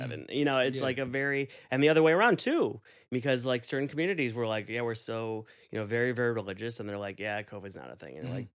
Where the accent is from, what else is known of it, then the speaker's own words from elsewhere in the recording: Chicago, Illinois, United States; now in New York, United States; I'm from Chicago originally, and during high school, I was a vendor at Cubs games